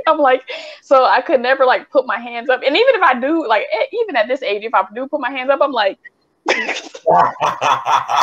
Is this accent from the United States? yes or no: yes; Midwest, United States; growing up in the Midwest, Cedar Point was our place